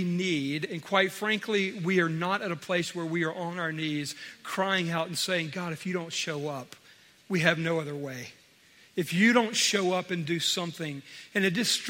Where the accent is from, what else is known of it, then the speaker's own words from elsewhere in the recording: United States; we as American Christians